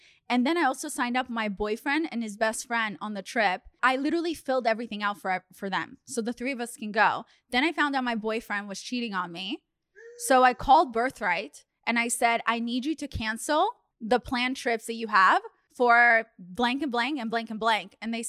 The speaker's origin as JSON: {"language": "English", "country": "Russia", "tie": "born there", "said": "My passport says I was born in Russia."}